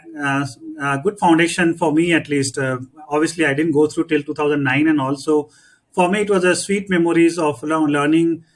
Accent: Kolkata, West Bengal, India; Born and brought up in Calcutta.

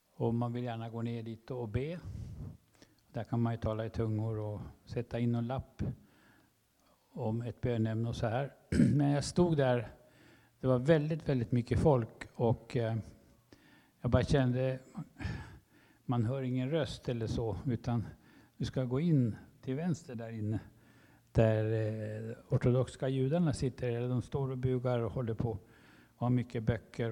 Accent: Sweden; I come from Sweden

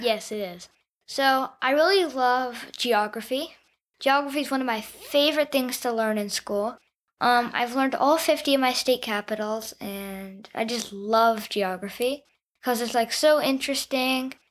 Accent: Houston, Texas, United States; also born or lived in Atlanta, Georgia / Connecticut; I live in Houston, Texas. I go to the John Cooper School, um, I've, I was born in Atlanta, then I moved to Connecticut, and then I moved to Texas, where, where I've lived for five years.

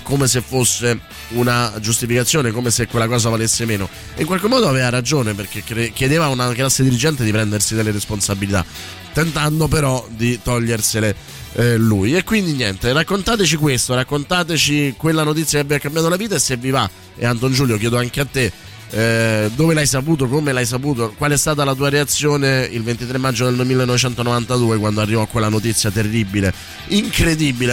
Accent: Calabria, Italy; moved away; also born or lived in Rome; Avevo dodici anni e vivevo in Calabria, avevo già conosciuto la mafia per altre piccole cose al paese dove vivevo

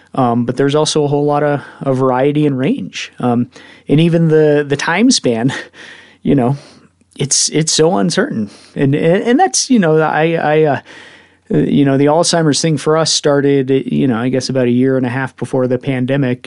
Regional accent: Evergreen, Colorado, United States; I grew up in Evergreen

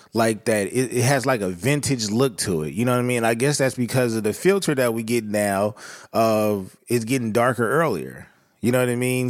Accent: Southern California, United States; growing up in Southern California

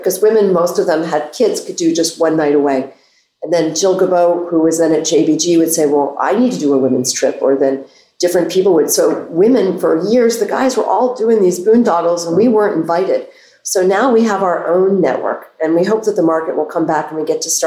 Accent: Reston, Virginia, United States; moved away as an adult; also born or lived in Herndon, Virginia; now in Bethesda, United States; growing up in Herndon and Reston, I knew I wanted to be inside the Beltway.

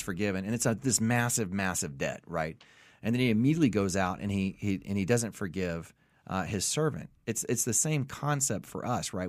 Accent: the South, United States; I'm from the South

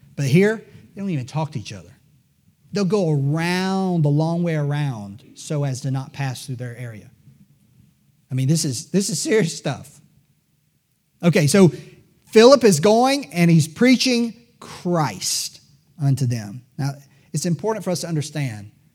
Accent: Greenville, South Carolina, United States; I was born in Greenville, South Carolina

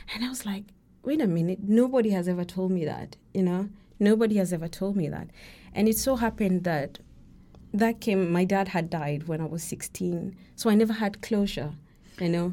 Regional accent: Kenya; I'm, I'm Kenyan, and, uh, my names, my middle names are, uh, Kikuyu

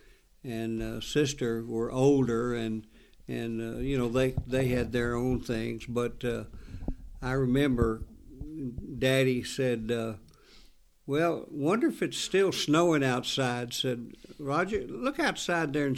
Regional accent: North Carolina, United States; as a child growing up in North Carolina

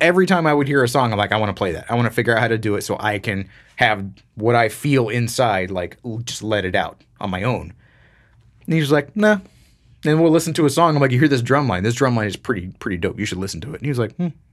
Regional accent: Florida, United States; growing up in Florida

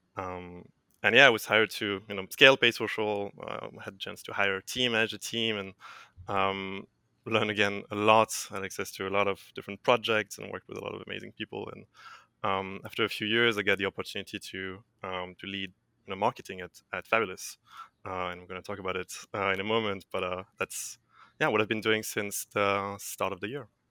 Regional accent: France; moved away as an adult; also born or lived in Dublin, Ireland / Hamburg, Germany; I'm, uh, French. So I'm originally from France

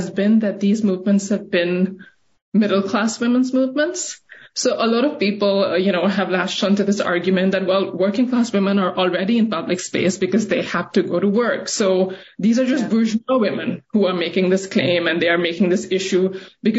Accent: Karachi, Sindh, Pakistan; also born or lived in New York, United States; now in Portland, United States; I grew up in Karachi and I saw this happen in front of me

